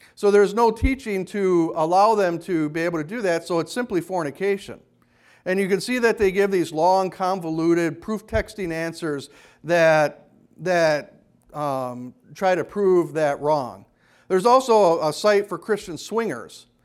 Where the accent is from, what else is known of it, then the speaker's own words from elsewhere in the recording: Kenosha, Wisconsin, United States; When I was growing up in Kenosha